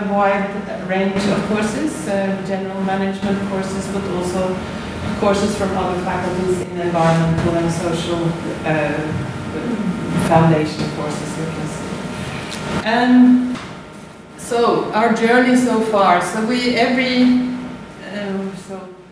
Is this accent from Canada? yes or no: no; Norway; accent: Norwegian; now in Australia; as you can hear from my accent, I'm Norwegian